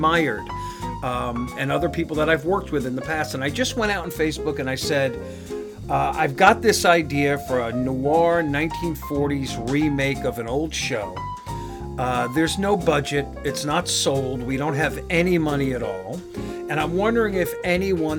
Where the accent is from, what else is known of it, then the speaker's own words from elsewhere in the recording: New York, United States; also born or lived in Los Angeles; now in North Carolina, United States; grew up in New York